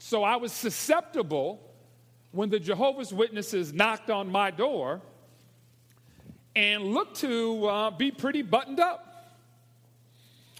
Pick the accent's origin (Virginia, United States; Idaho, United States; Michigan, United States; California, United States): Michigan, United States; Detroit; moved away as an adult; now in Atlanta, United States; I was born in Detroit, Michigan